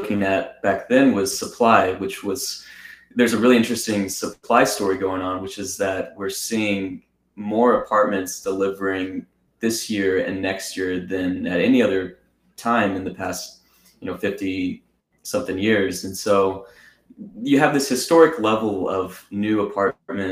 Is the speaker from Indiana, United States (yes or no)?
no; Austin, Texas, United States; my hometown of Austin, Texas